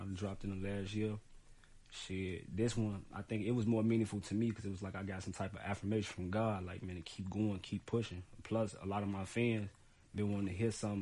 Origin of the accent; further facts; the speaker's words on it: Chicago, Illinois, United States; I'm from West Side Chicago, North Avenue to be exact